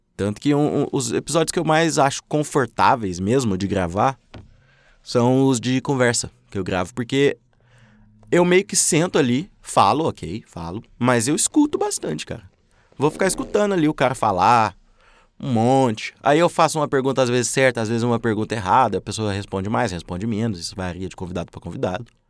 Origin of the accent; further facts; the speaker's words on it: Minas Gerais, Brazil; also born or lived in Uberlândia, Minas Gerais; Moro em Uberlândia, Minas Gerais. Sou mineiro